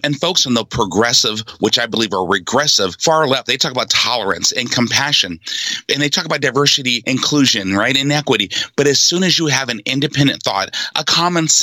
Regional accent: Seattle, Washington, United States; also born or lived in Oakland, California; Mom moved us to Seattle. I was raised in Seattle.

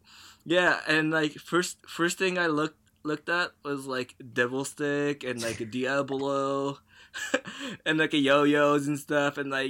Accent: Japan; since I was born in Japan

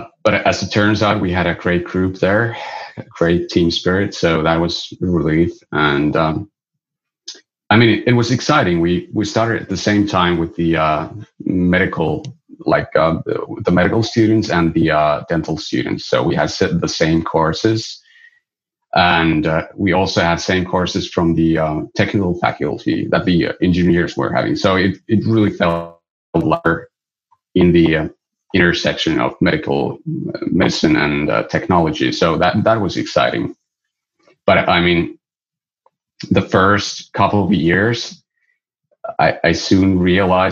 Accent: Pello, Lapland, Finland; moved away as an adult; now in Oulu, Finland; I was born in Pello, which is a small village near the Arctic Circle on the border of Sweden. I went there for my like junior high school

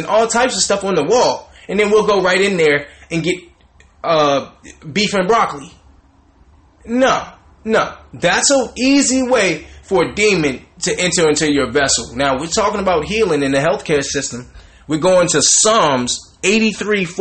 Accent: the South, United States; Growing up in the South, in the hood, the ghetto

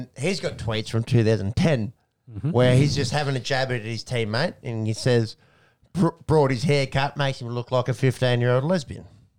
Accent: Australia; As an Australian on the outside looking

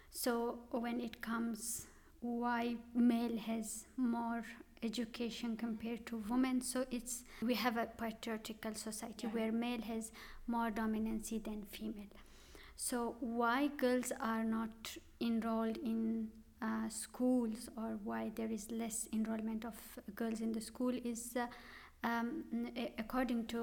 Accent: northern Pakistan, Pakistan; moved away as an adult; also born or lived in Islamabad, Pakistan / Zurich, Switzerland; now in Germany; I am from the northern part of Pakistan. Um, I did my bachelor's from early schooling from my village, from my hometown, and I moved to Islamabad.

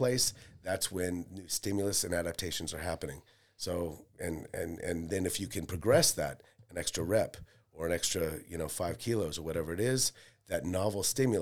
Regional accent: California, West Coast, United States; moved away as an adult; also born or lived in Seattle / Las Vegas / Idaho; now in Melbourne, Australia; I was born in America, yeah, California

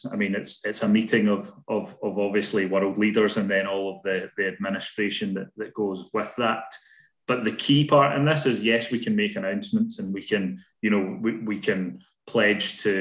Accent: Glasgow, Scotland, United Kingdom; as a Glaswegian, I'm proud to be, you know, hosting this event in our city

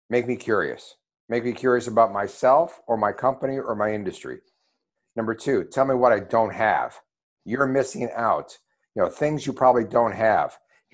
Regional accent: Ohio, United States; I'm from Ohio.

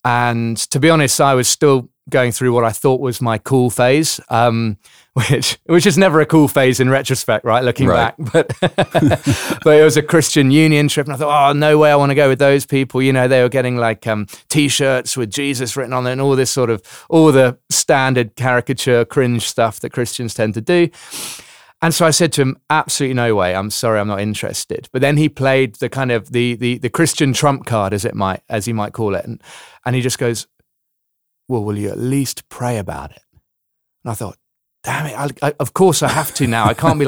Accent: London, United Kingdom; now in South Africa; Yeah, so I'm from London originally, London, England, but have, as you say, been in South Africa for the last 14 years, hence the slightly mixed up accent.

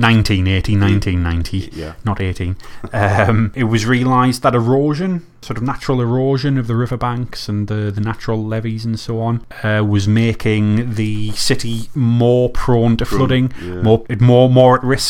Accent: United Kingdom; as British people

